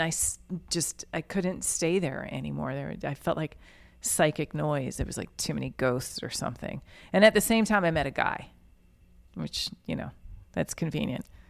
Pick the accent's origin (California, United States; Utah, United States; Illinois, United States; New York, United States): New York, United States; Yonkers; moved away as an adult; now in New Orleans, United States; I am from Yonkers, New York specifically.